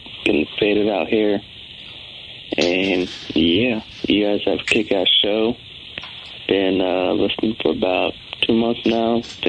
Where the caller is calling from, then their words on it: Everett, Washington, United States; I'm from Everett, Washington.